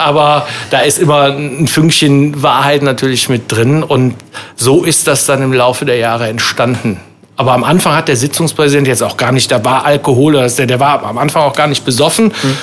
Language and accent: German; Windeck, North Rhine-Westphalia, Germany; also born or lived in Waldbröl; now in Bonn, Germany; bin in Windeck-Schladern groß geworden.